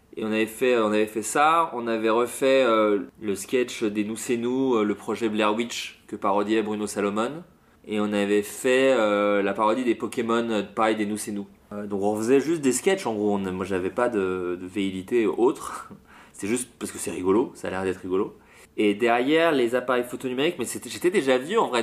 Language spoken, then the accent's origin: French; Autun, Bourgogne-Franche-Comté, France; also born or lived in Le Creusot; j'ai grandi euh, à Autun, c'est vraiment une toute petite ville en Bourgogne